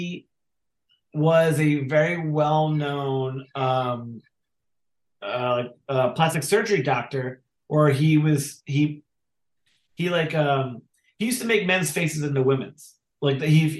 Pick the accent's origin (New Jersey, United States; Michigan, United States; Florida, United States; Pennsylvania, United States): New Jersey, United States; Philadelphia area; accent: Jersey; also born or lived in California; I grew up in the Philadelphia area.